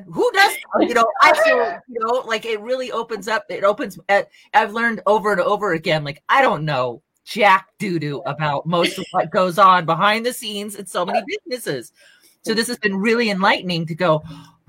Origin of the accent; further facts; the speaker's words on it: West Coast, United States; now in New Mexico, United States; I'm from the West Coast and I'm from the, you know, the big city-ish area.